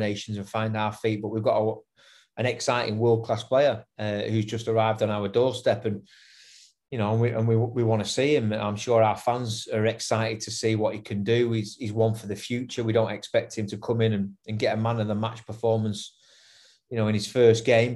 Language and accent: English; England, United Kingdom; as an English man who's played for Ireland